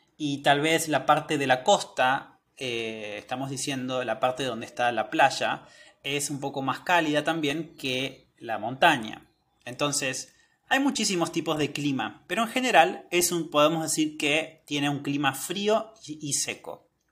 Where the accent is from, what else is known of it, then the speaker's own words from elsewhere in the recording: northern Patagonia, Argentina; now in Córdoba, Argentina; Muchos de ustedes saben que yo vivo en Córdoba, pero originariamente soy de la Patagonia, soy del norte de la Patagonia